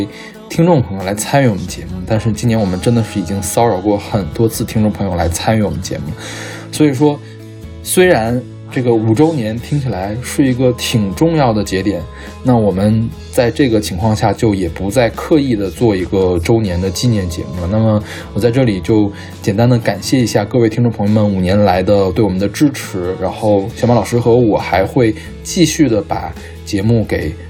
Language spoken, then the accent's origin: Chinese; northern China, China; 其实作为一个北方人，我并不是很了解这样的描写究竟是一个怎么样的情况